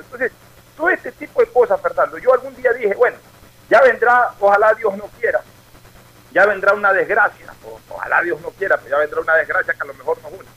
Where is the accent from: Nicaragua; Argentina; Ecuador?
Ecuador